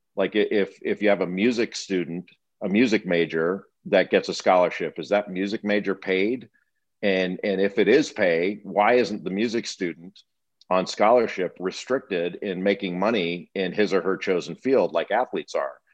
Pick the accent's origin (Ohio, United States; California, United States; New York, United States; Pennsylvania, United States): California, United States; Los Angeles; moved away; also born or lived in East Coast, United States; I grew up in Los Angeles and I've, I always considered myself a Californian and I've lived twice as long on the East Coast as I ever did on the West